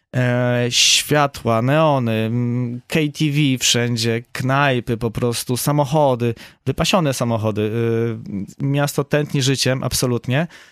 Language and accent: Polish; Poland; jestem z Polski